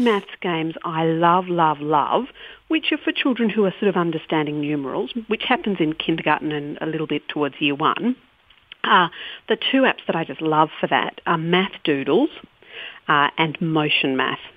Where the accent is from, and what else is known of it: Australia